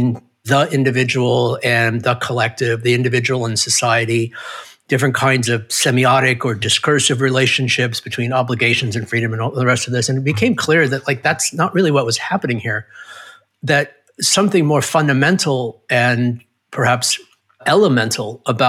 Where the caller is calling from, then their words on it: San Diego, California, United States; I'm in San Diego, California, which is near America. This is where I waited out the pandemic, bunkered down.